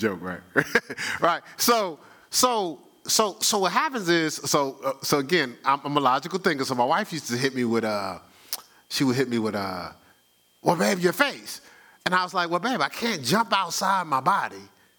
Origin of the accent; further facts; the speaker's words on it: Newark, New Jersey, United States; moved away; growing up in Newark